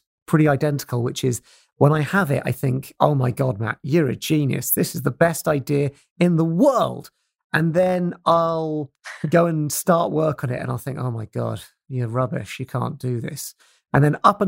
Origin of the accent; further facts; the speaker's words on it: Portsmouth, South East England, United Kingdom; where I grew up in Portsmouth